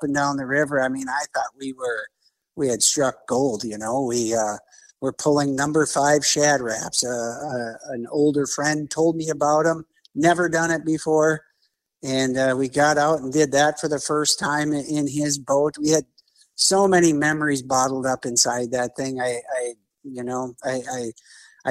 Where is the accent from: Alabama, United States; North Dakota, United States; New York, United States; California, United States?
North Dakota, United States; Bismarck; I grew up here in Bismarck, North Dakota. So I kind of never left my home grounds